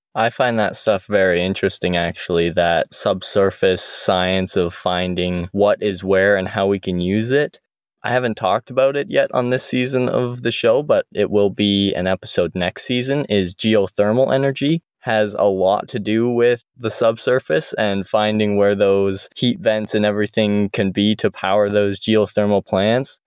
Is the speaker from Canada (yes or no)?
yes; Airdrie, Alberta, Canada; my hometown of Airdrie